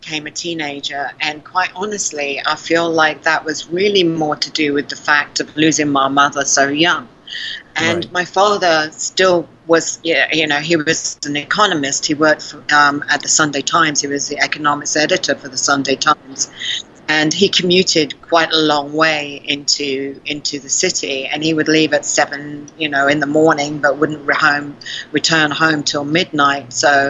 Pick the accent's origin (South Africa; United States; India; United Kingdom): South Africa; accent: South African; Mostly they say South African.